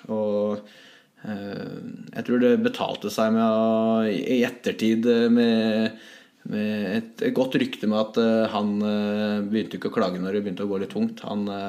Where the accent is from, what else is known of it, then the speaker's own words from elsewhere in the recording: Hamar, Innlandet, Norway; moved away as an adult; also born or lived in St. Petersburg, Russia; her hjemme på Hamar